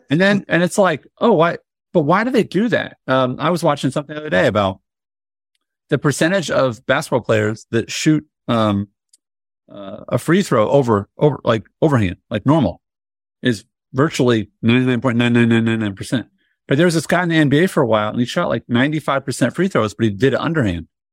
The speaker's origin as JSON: {"language": "English", "town": "Indianapolis", "region": "Indiana", "country": "United States", "tie": "born or raised there", "said": "I grew up in Indianapolis"}